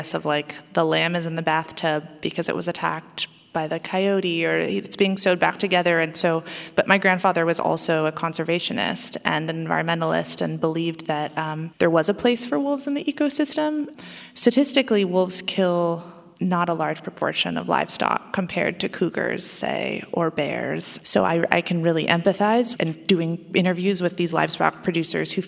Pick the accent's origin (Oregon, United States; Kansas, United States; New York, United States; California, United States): Oregon, United States; Oregon, my home state